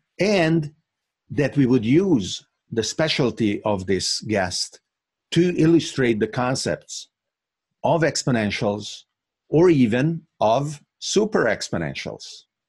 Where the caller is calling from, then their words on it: Bergamo, Lombardy, Italy; And I am actually talking from Bergamo, Italy, which in a completely unexpected manner, to me at least, became the epicenter of this pandemic.